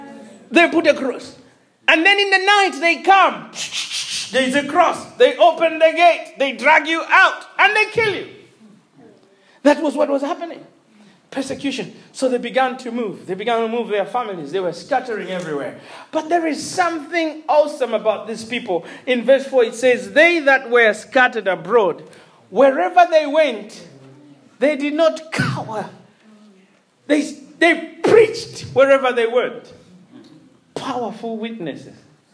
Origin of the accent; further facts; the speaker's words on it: Malawi; now in Hull, United Kingdom; I'm like, yeah, I'm from Malawi. And they go, how did you end up in Hull? And you go, God scattered me to Hull.